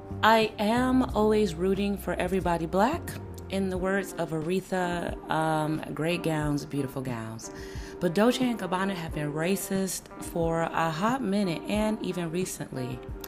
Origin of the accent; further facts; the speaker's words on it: Chicago, Illinois, United States; representing Chicago, my hometown.